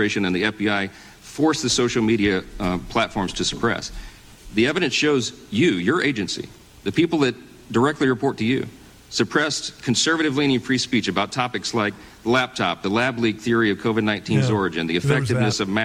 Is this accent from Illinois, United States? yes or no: no; Louisiana, United States; my home state of Louisiana